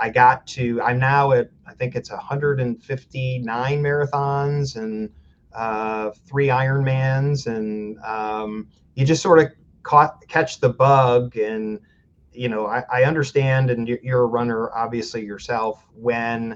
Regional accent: Fremont, Ohio, United States; I grew up in Fremont, Ohio, smaller town in Northwest Ohio

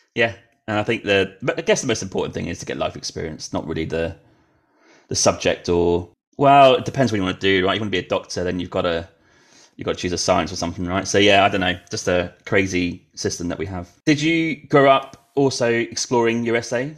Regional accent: United Kingdom; moved away; I did grow up there

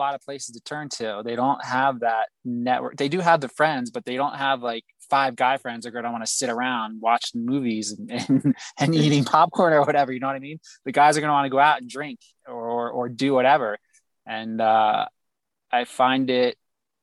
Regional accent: New Jersey, United States; moved away as an adult; I left New Jersey, my hometown

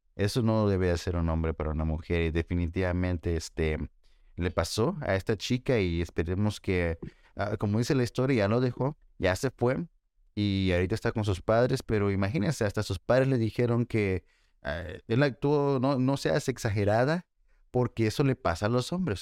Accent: El Salvador; yo soy salvadoreño

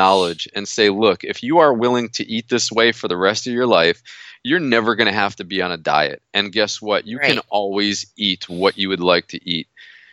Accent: United States; moved away; I'm from New York originally

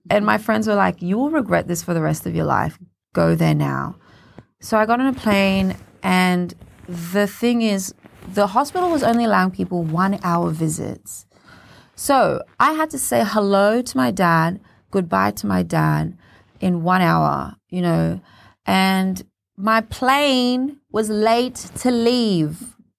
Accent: Cairns, Queensland, Australia; also born or lived in Papua New Guinea; brought us to Cairns when I was six years old, and I grew up in Cairns

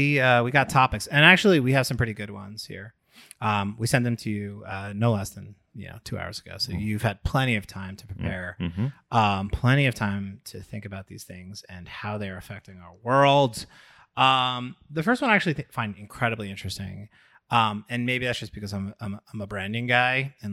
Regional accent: Long Island, New York, United States; I grew up on Long Island.

